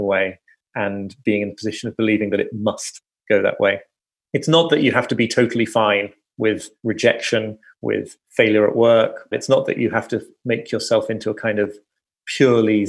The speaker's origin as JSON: {"language": "English", "country": "United Kingdom", "said": "being British"}